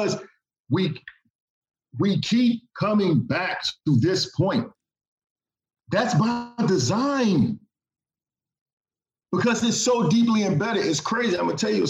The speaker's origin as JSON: {"language": "English", "town": "Washington", "region": "District of Columbia", "country": "United States", "tie": "born or raised there", "also_born_or_lived": "the South", "moved": "yes", "said": "I was born in Washington, D.C. I finished high school in the South"}